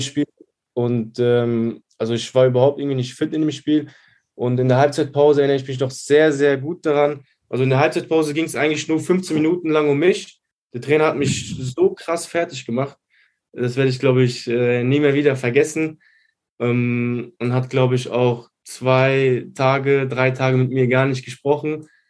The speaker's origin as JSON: {"language": "German", "town": "Neuwied", "region": "Rhineland-Palatinate", "country": "Germany", "said": "ich bin aus Neuwied"}